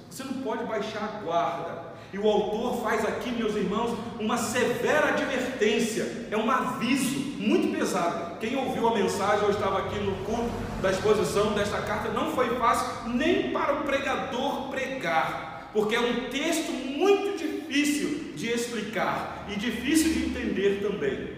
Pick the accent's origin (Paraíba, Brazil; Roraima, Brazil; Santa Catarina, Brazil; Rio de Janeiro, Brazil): Rio de Janeiro, Brazil; eu sou natural do Rio de Janeiro, do estado do Rio de Janeiro, moro no sul fluminense do estado